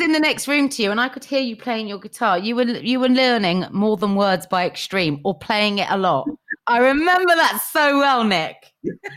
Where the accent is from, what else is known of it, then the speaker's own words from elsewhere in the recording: Cheltenham, South West England, United Kingdom; now in London, United Kingdom; I was from Cheltenham.